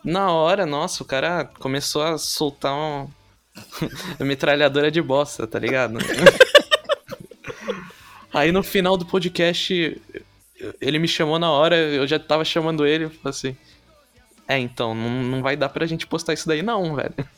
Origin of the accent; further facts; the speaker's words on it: São Vicente, São Paulo, Brazil; Eu sou de São Vicente, que é uhum. é litoral paulista.